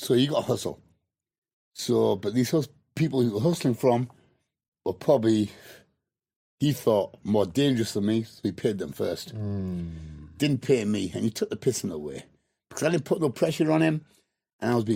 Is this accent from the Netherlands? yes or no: no; United Kingdom; I'm British and I'm Indian